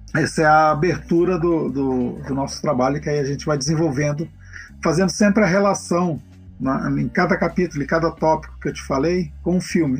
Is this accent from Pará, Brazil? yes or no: yes; Belém, Pará, Brazil; now in Campinas, Brazil; eu sou de Belém, né, do Pará